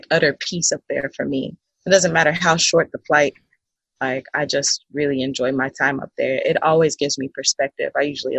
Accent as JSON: {"language": "English", "region": "Southern Illinois", "country": "United States", "tie": "born or raised there", "said": "I grew up in Southern Illinois"}